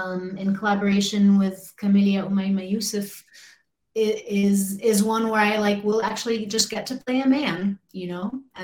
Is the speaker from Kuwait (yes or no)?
yes; Kuwait; also born or lived in Egypt; I did grow up speaking it at home. You know, I grew up in Kuwait and Egypt, and it was the language that my family used with one another, but my education has always been in English.